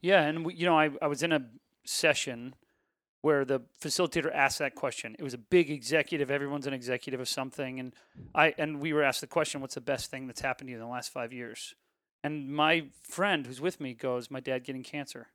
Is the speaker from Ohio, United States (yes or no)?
yes; Ohio, United States; I grew up in Ohio